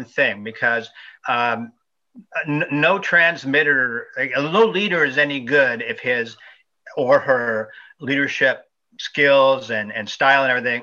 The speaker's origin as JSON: {"language": "English", "town": "Toronto", "region": "Ontario", "country": "Canada", "said": "I'm from Toronto, Canada"}